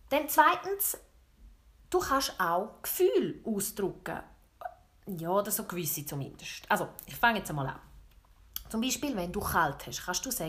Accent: St. Gallen, Switzerland; Ich tue nicht richtig 100% Bündner. Nein, das tue ich nicht. Aber ich habe einen rechten Einschlag. Ich bin nämlich im Sarganserland aufgewachsen. Oder was es noch genauer eingrenzt, im Heidiland.

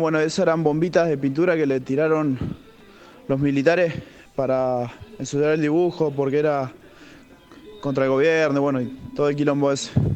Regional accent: Neuquén, Argentina; Yo también soy nacido y criado acá en Oquén

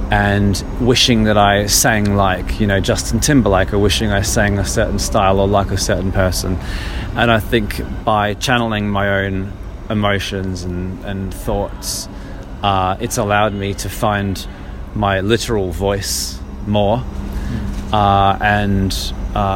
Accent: Australia; moved away as an adult; also born or lived in Brazil; now in London, United Kingdom; I'm from Australia.

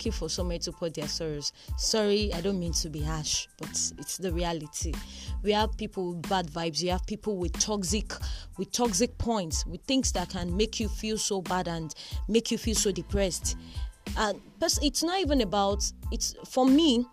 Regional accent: Southwest Nigeria, Nigeria; also born or lived in Osun State / Kwara State; I grew up probably in Osun State. I grew up around Kwara State. I grew up in Southwest Nigeria.

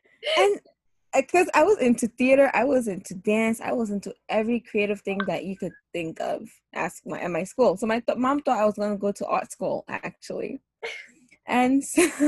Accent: Ghana; moved away as an adult; also born or lived in United States; now in New York City, United States; I grew up living in between Ghana and the U.S., although I was born in Ghana, and I moved here at a very young age. And like I said before, I have spent a lot of time growing up in between the two countries. However, I did spend most of like my teenage years in Ghana, and I moved back here when I was 18 years old

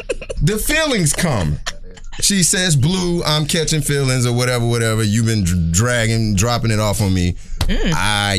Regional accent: Atlanta, Georgia, United States; I'm from Atlanta.

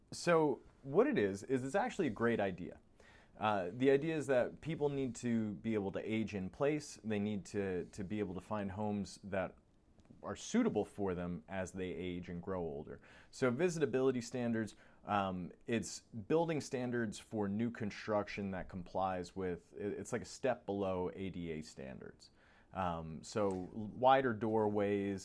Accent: New York, United States; moved away; I grew up in New York

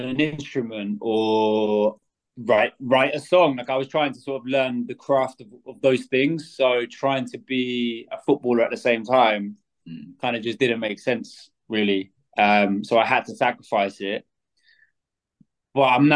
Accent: Scotland, United Kingdom; I'm from, well, I was brought up in Scotland.

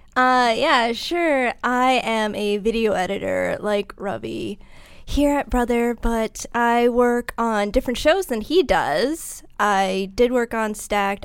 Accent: Massachusetts, United States; accent: Massachusetts; moved away; I'm from Massachusetts

